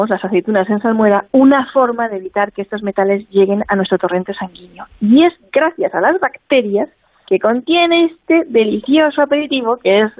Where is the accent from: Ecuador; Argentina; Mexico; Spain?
Spain; como le decimos en mi tierra